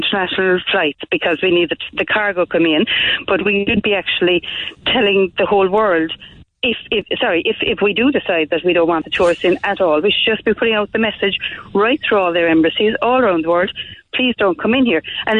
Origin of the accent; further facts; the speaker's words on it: Ireland; accent: Irish; my Irish accent